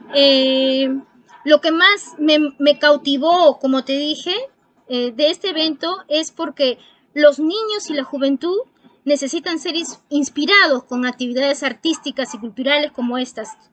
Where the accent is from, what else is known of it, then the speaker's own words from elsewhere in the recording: Peru; como peruana me siento muy emocionada